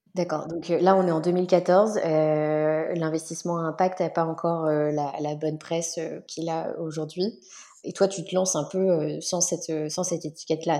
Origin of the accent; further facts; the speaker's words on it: Limoges, Nouvelle-Aquitaine, France; j'ai grandi à Limoges